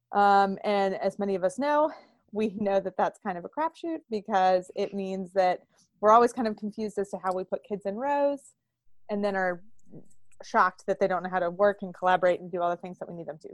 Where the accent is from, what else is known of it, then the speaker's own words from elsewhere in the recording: Pittsburgh, Pennsylvania, United States; I am from Pittsburgh, Pennsylvania